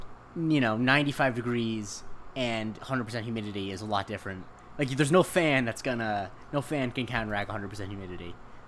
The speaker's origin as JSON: {"language": "English", "region": "Florida", "country": "United States", "tie": "born or raised there", "moved": "yes", "said": "growing up in Florida."}